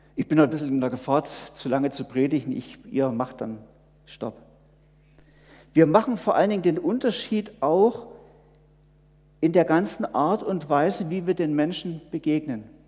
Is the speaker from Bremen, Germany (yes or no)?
no; home of the Herrnhuters, Saxony, Germany; moved away; aus meiner Heimat viele Missionare vor 300 Jahren in alle Welt gegangen sind, von den Herrnhutern